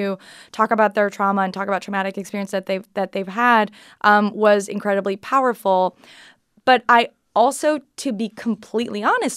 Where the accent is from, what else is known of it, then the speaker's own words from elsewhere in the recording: Canada; I'm Canadian.